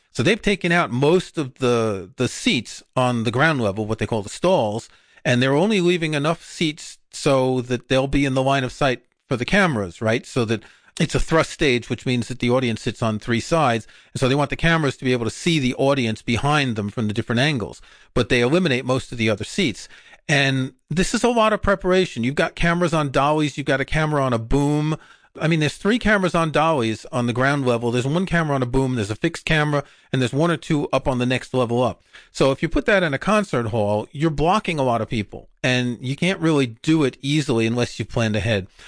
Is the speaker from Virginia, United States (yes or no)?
no; New York City, New York, United States; growing up in Queens, New York, and we would go to a movie theater in Forest Hills